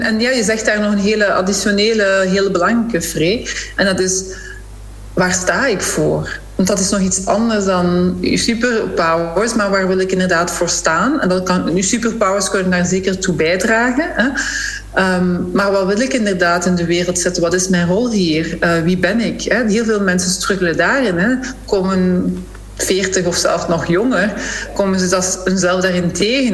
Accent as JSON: {"language": "Dutch", "region": "Flanders", "country": "Belgium"}